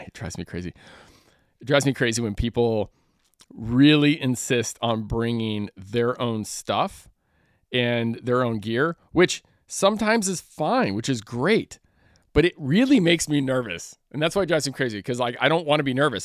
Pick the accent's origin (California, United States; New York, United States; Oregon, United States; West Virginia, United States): California, United States; Northern; growing up in Northern California